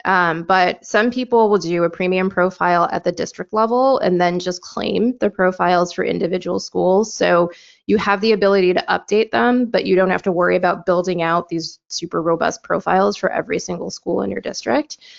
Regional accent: Michigan, United States; my home state of Michigan

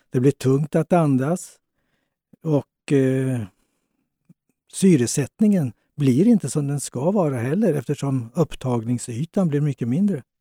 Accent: Småland, Sweden; Fast jag är smålänning så slängde jag dem.

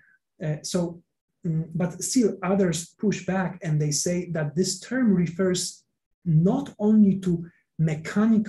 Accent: Poland; I come from Poland

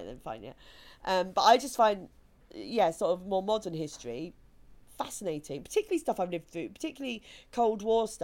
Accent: Kent, South East England, United Kingdom; I grew up in Kent where they still have the 11 plus

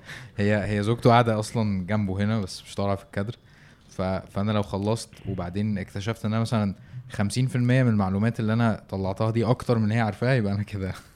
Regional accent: Egypt; احنا عندنا في مصر

